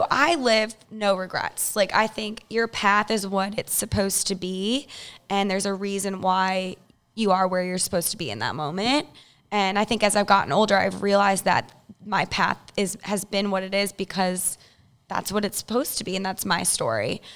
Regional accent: Chicago, Illinois, United States; I'm from Illinois, Chicago

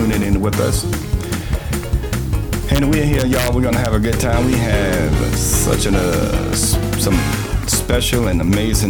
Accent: New York City, New York, United States; now in Spartanburg, United States; New York City. That's because that's where I'm from

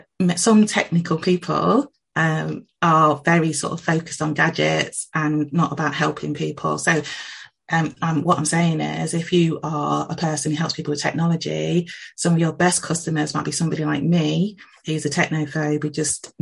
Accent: England, United Kingdom; I myself am of Jamaican heritage, but I was born in England. I've lived here all of my life.

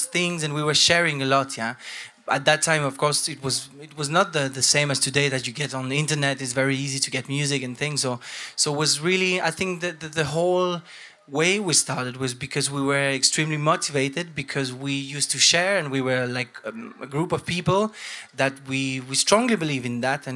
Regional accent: Santiago, Santiago Metropolitan Region, Chile; moved away as an adult; also born or lived in Switzerland; now in Europe; I grew up in Chile, in Santiago.

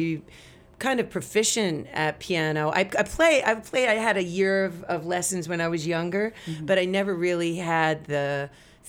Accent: Montauk, New York, United States; we're from Montauk

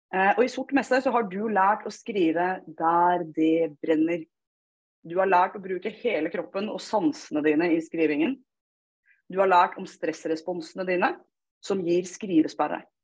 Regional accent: Fredrikstad, Østfold, Norway; accent: Østfold dialect; For å si det på østfoldsk, jeg er fra Fredrikstad.

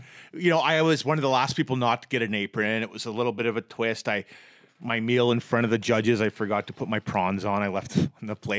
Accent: Vancouver, British Columbia, Canada; also born or lived in Edmonton; I'm from Vancouver

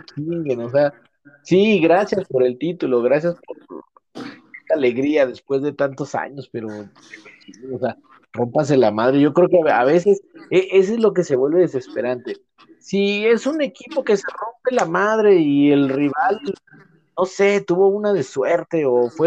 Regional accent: Mexico; como mexicano

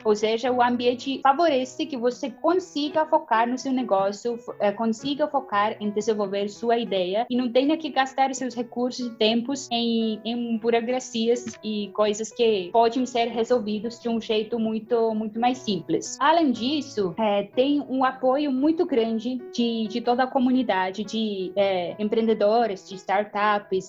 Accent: Estonia; Portuguese is a second language; moved away as an adult; also born or lived in Brazil; quando mudei da Estônia para o Brasil

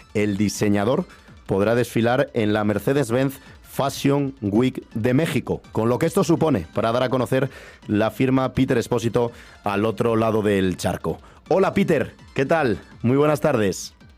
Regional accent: Valderas, Castile and León, Spain; yo soy de Valderas, que es un pueblo que también está en esa zona

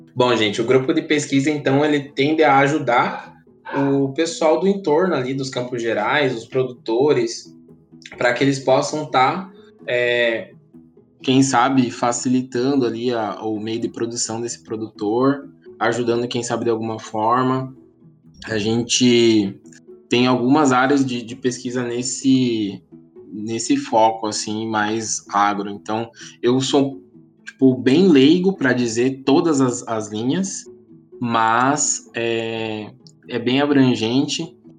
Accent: Paranaguá, Paraná, Brazil; moved away as an adult; now in Ponta Grossa, Brazil; eu sou natural de Paranaguá, no litoral do Paraná

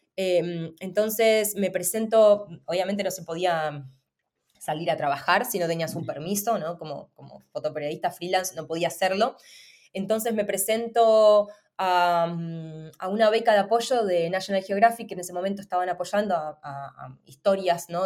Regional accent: Argentina; moved away; vengo además de Argentina

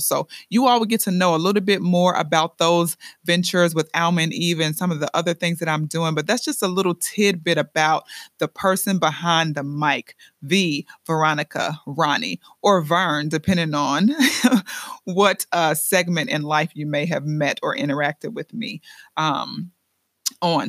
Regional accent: Chicago, Illinois, United States; now in Lehigh Valley, Pennsylvania, United States; I'm originally from the Windy City, Chi Town

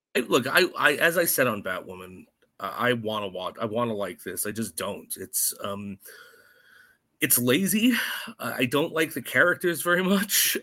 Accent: New York City, New York, United States; I'm a New Yorker

